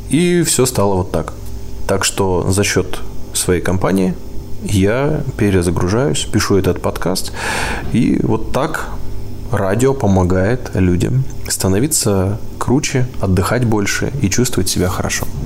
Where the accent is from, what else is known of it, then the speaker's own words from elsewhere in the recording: Novosibirsk, Novosibirsk Oblast, Russia; now in Sochi, Russia; некоторые товарищи, которые на моей малой родине э, вылезают. Но, как правило, в Новосибирске там человек, человек чуть-чуть высунется